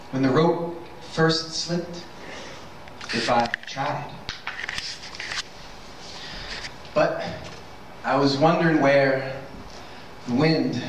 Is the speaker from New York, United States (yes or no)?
yes; New York, United States; now in Rhode Island, United States; I grew up in New York